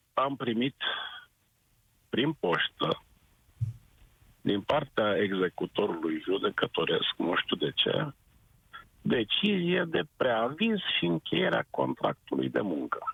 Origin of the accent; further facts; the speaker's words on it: Brașov, Brașov County, Romania; sunt tot din Brașov